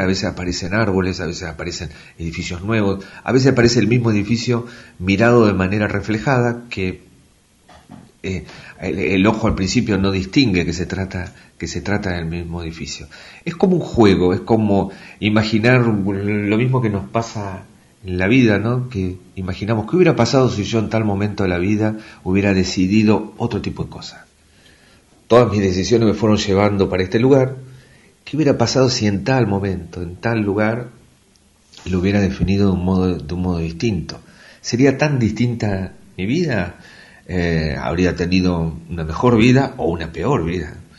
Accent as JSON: {"language": "Spanish", "town": "Tandil", "region": "Buenos Aires Province", "country": "Argentina", "tie": "born or raised there", "also_born_or_lived": "Mar del Plata", "moved": "yes", "lives_now": "Comodoro Rivadavia, Argentina", "said": "Yo nací en Tandil, así que este siempre íbamos a veranear a, Mar del Plata y después estudié en Mar del Plata"}